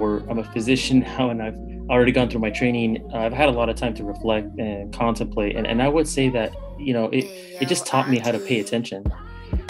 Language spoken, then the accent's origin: English; Bay Area, California, United States; born and raised in the Bay Area, California